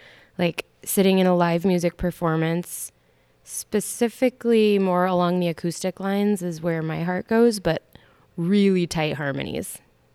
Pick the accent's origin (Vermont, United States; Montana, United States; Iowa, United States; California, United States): Montana, United States; White Sulphur Springs; born or raised there